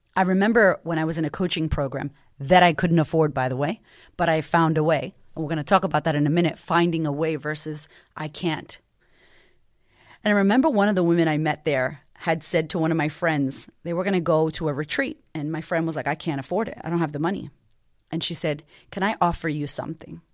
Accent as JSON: {"language": "English", "town": "Boston", "region": "Massachusetts", "country": "United States", "tie": "born or raised there", "said": "I grew up in Boston to a single mother"}